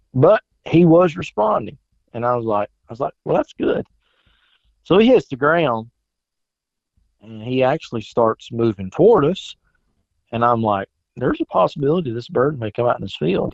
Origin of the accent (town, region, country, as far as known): South Carolina, United States; born or raised there; moved away as an adult